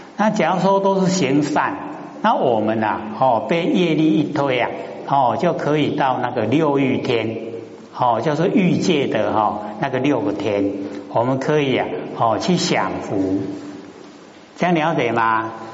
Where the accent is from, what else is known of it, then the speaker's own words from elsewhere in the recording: Taiwan; 我们台湾话讲含里合里